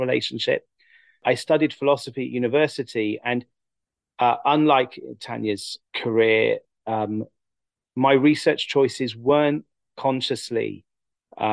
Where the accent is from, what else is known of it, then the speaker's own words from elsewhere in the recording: England, United Kingdom; growing up in England, as someone interested in philosophy and thought, and was also religious